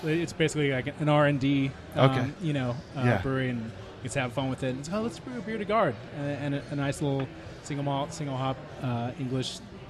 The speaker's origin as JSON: {"language": "English", "town": "Albuquerque", "region": "New Mexico", "country": "United States", "moved": "as an adult", "lives_now": "Phoenix, United States", "said": "I'm from Albuquerque, New Mexico."}